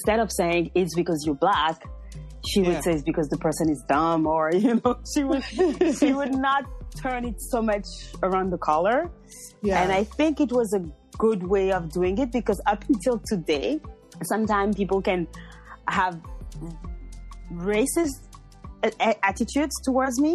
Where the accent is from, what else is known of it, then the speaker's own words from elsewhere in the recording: Beauvais, Hauts-de-France, France; also born or lived in Paris, France / Montreal, Canada; I was born in France. I was born in a small town called Beauvais.